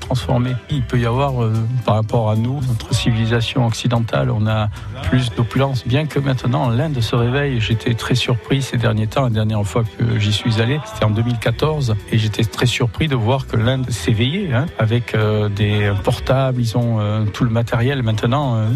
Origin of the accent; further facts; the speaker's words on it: Sorgues, Provence-Alpes-Côte d'Azur, France; Je suis né à Sors